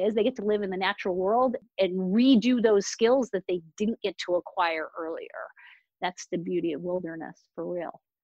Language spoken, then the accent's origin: English; Boston, Massachusetts, United States; normally I'm in the back bay of Boston, Massachusetts